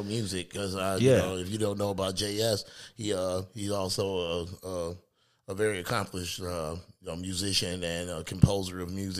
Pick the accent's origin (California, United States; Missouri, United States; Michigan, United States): Michigan, United States; Detroit; after I moved from Detroit, I moved to Lansing, Michigan. It was like a culture shock to go from the neighborhood and the hood of Detroit and hearing what was on the radio in Detroit